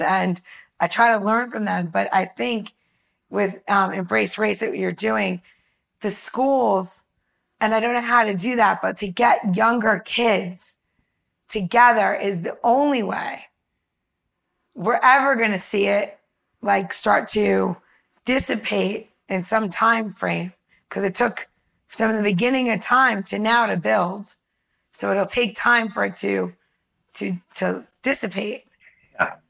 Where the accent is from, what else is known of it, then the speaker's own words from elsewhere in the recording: New York, United States; I grew up in New York and I grew up in a very mixed community